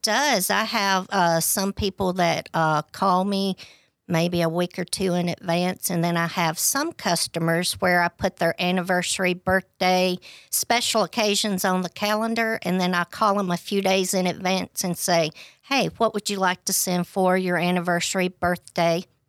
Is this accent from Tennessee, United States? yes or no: yes; DeKalb County, Tennessee, United States; I was born and raised in DeKalb County